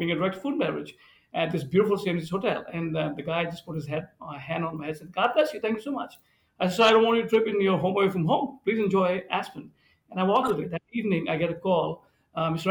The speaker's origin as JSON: {"language": "English", "country": "India", "tie": "born or raised there", "moved": "yes", "lives_now": "Birmingham, Michigan, United States", "said": "I grew up in India, and being an Indian"}